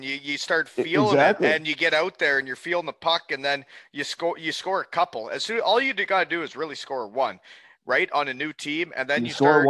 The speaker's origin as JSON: {"language": "English", "town": "Elmira", "region": "Ontario", "country": "Canada", "said": "Oh, if you listen to the pods, I'm from Elmira."}